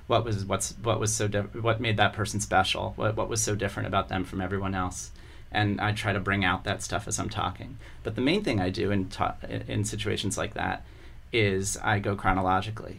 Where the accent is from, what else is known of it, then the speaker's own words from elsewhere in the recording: Columbia, Maryland, United States; also born or lived in Baltimore, Maryland; I was born in Baltimore, uh, and uh, my entire family's from Baltimore. But I grew up in the suburbs. When I was five, we moved to Columbia, Maryland.